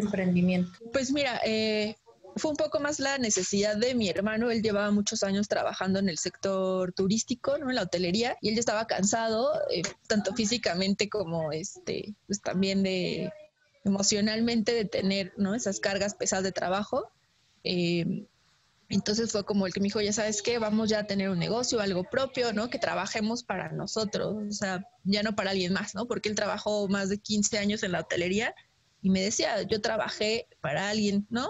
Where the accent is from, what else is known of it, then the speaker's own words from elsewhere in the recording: Mexico; como mexicanos eh, tengamos todos nuestros papeles en orden